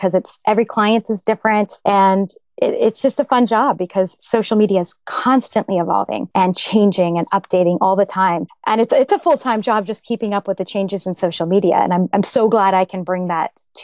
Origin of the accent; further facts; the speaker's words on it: Tustin, California, United States; moved away as an adult; also born or lived in New York; I was born and raised in Orange County, California, actually in a little town called Tustin